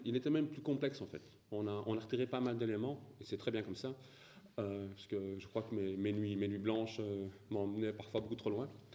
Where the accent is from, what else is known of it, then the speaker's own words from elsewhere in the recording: Belgium; je suis belge